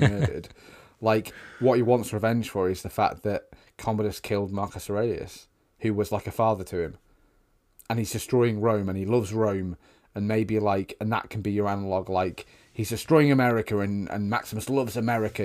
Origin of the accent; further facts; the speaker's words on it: United Kingdom; we're British